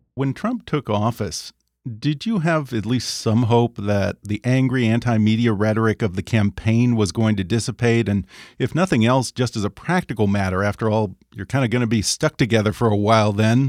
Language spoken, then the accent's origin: English; Texas, United States; now in California, United States; I grew up in Texas